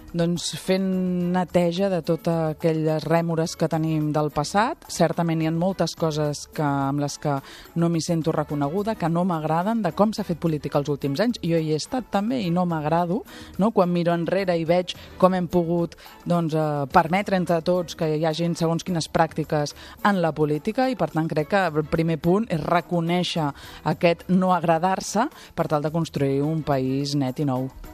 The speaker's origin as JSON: {"language": "Catalan", "town": "Barcelona", "region": "Catalonia", "country": "Spain", "also_born_or_lived": "L'Ametlla de Mar / Agramunt", "said": "Jo sóc molt barcelonina, em sento molt barcelonina"}